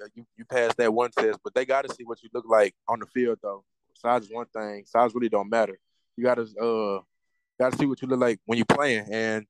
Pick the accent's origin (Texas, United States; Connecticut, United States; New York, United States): Texas, United States; Dallas; also born or lived in Crandall; I'm from Oak Cliff, born and raised in Oak Cliff. I go to South Oak Cliff High School.